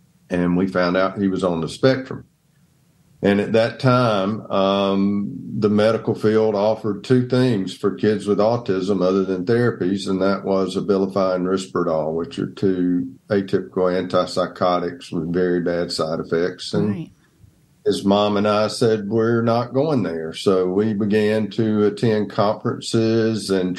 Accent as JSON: {"language": "English", "town": "Donalsonville", "region": "Georgia", "country": "United States", "tie": "born or raised there", "also_born_or_lived": "Atlanta, Georgia / Dothan, Alabama", "moved": "as an adult", "said": "I grew up in Donelsonville, Georgia"}